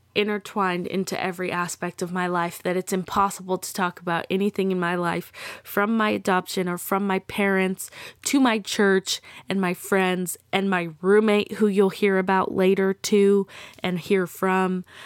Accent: Texas, United States; I'm from Texas. I am very proud to be from Texas.

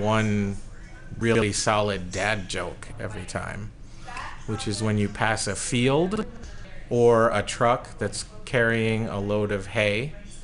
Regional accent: Phoenix, Arizona, United States; I grew up in West Phoenix

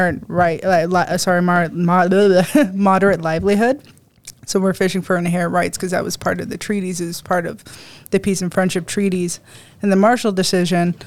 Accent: Shubenacadie, Nova Scotia, Canada; I am from the East Coast. Yeah, I'm from Sipigenacadic, Nova Scotia.

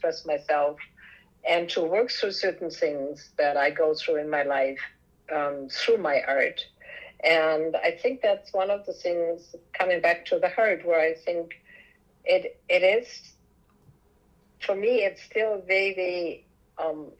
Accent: Germany; moved away; growing up in Europe, in Germany

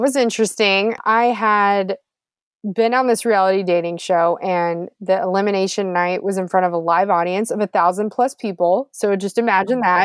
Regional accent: Houston, Texas, United States; Houston where I'm from too, so H Town

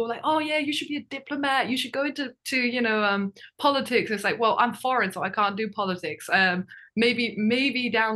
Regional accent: Wajima, Ishikawa, Japan; first language Japanese; I'm born and raised in Japan, but I'm English

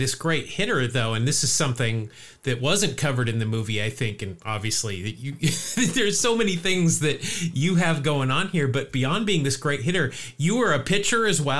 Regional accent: Salt Lake City, Utah, United States; I grew up in Salt Lake City

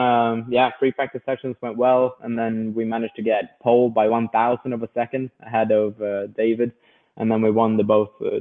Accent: Sweden

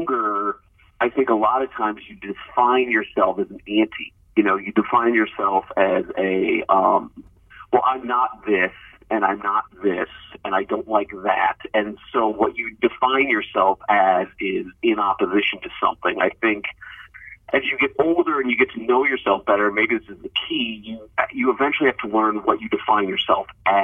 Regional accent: Columbus, Ohio, United States; moved away; also born or lived in Cincinnati, Ohio; I grew up outside of Columbus

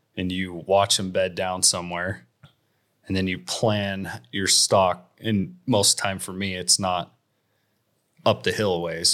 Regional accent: Jackson, Wyoming, United States; I grew up in Jackson, Wyoming

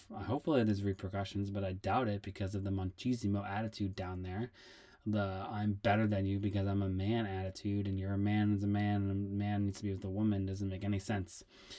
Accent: Worcester, Massachusetts, United States; I grew up in Massachusetts in a town called Worcester City, and I grew up dancing at two dance studios, and I went to a performing arts high school

